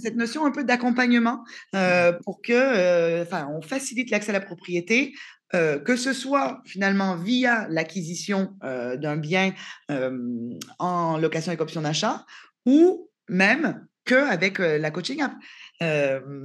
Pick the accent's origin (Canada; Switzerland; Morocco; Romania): Canada; moved away as an adult; now in France; je suis canadienne en France depuis un peu plus de six ans